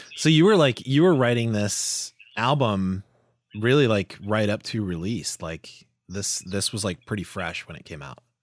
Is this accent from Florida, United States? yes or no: yes; Florida, United States; growing up in Florida, like, that's, you know, it's the South